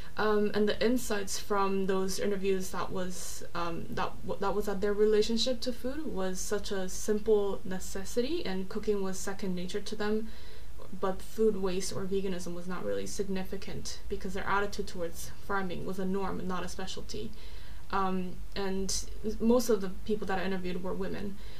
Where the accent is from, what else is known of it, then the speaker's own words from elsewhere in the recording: South Korea; also born or lived in Orange County, California, United States / Los Angeles, United States; now in London, United Kingdom; I'm South Korean. I was born and raised in South Korea, but I lived for a long time in California, Orange County, and LA, and now I've lived in London for about two years